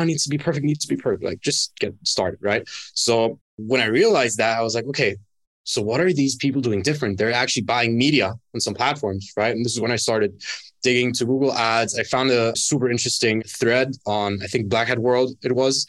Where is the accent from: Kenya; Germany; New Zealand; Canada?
Germany; moved away as an adult; also born or lived in Dubai; now in Bali, Indonesia; born and raised in Germany, moved out from my hometown when I was 18